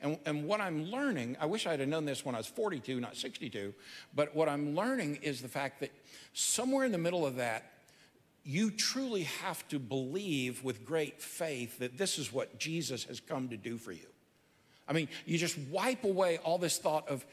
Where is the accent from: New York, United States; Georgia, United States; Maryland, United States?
Georgia, United States; I'm from Georgia